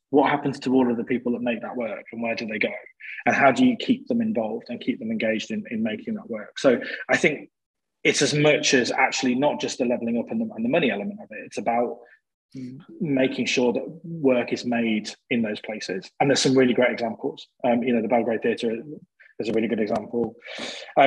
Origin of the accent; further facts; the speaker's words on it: Coventry, West Midlands, United Kingdom; I'm from Coventry in the Midlands